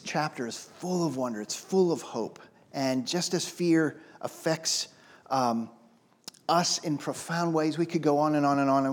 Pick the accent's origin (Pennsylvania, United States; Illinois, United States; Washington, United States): Pennsylvania, United States; Pittsburgh; I'm from Pittsburgh.